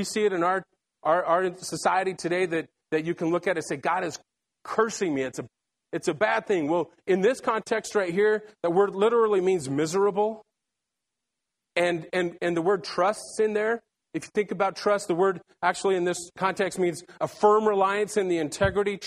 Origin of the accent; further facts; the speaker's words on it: Salt Lake City, Utah, United States; I was born and raised in Salt Lake City, Utah